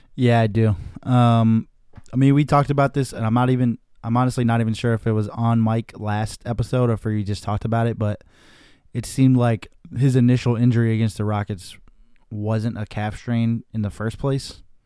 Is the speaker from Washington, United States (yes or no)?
no; Chicopee, Massachusetts, United States; now in Los Angeles, United States; I'm in Chicopee, Massachusetts, my hometown, in my basement